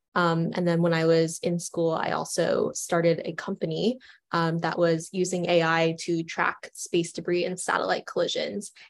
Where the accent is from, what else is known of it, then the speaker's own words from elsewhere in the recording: Orlando, Florida, United States; moved away; I grew up in Orlando, Florida, and I went to the Kennedy Space Center every weekend